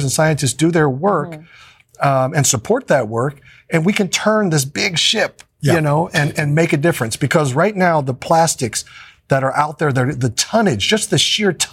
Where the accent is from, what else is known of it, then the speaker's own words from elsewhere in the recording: Kansas City, United States; we're all from Kansas City, and we love our hometown